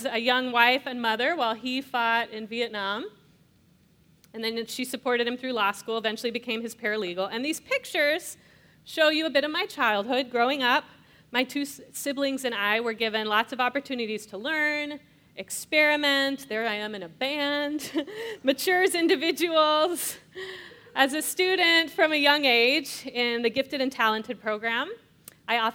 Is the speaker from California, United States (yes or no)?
yes; Escondido, California, United States; I grew up in Escondido, California, a North County suburb of San Diego.